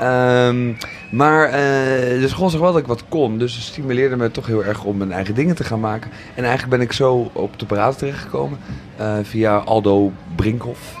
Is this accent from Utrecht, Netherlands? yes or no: no; Zoetermeer, South Holland, Netherlands; moved away as an adult; also born or lived in Amsterdam; ik ben opgegroeid in Zoetermeer